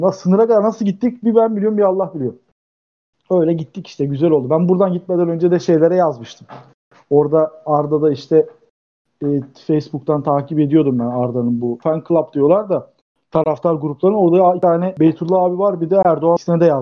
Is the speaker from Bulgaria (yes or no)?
yes; Dzhebel, Kardzhali Province, Bulgaria; now in Turkey; ben Cebelliyim.